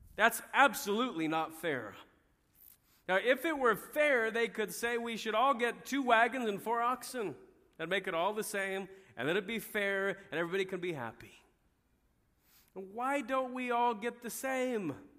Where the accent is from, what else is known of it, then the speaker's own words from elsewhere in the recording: United States; we as American Christians